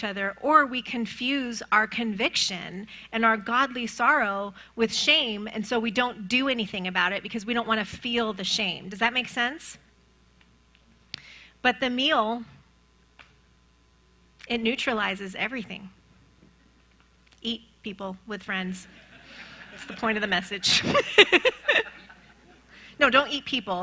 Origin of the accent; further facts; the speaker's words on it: Iran; moved away; I'm from Iran